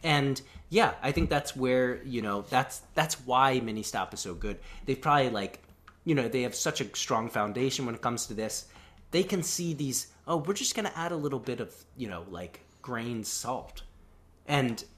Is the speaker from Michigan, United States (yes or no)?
no; Frederick, Maryland, United States; now in Japan; in my hometown, Frederick, Maryland, there was a Scotty's Diner